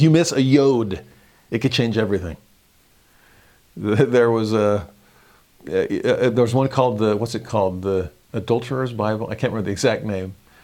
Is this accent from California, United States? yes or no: yes; California, United States; also born or lived in Texas / Tennessee; now in Utah, United States; as a Californian myself